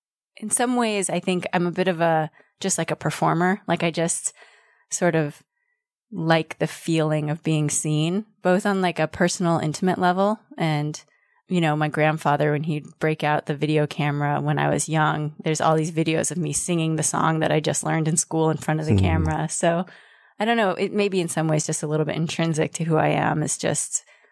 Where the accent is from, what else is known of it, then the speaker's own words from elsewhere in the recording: Denver, Colorado, United States; now in Berkeley, United States; Denver, Colorado.